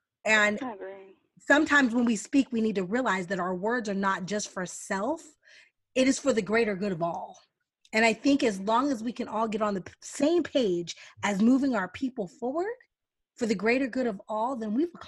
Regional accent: Texas, United States; I'm a Texas girl at heart.

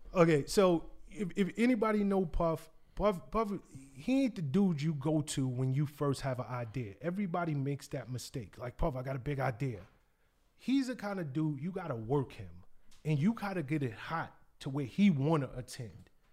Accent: New York City, New York, United States; moved away as an adult; I know the culture. I'm from the South Bronx. I grew up knowing, you know, who were the hot D Js

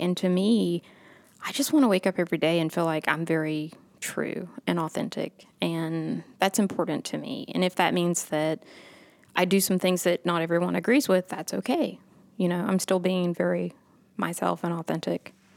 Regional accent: Augusta, Georgia, United States; also born or lived in Jesup, Georgia / Aiken, South Carolina / Atlanta, Georgia; I'm originally from Augusta. I was born here, and then my family moved down to a little town called Jessup, Georgia

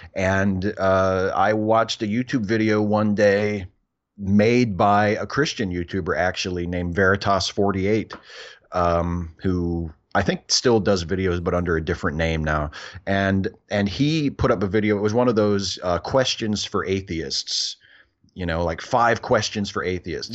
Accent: Clear Spring, Maryland, United States; also born or lived in Hagerstown, Maryland; I actually grew up and went to high school in a tiny little town called Clear Spring

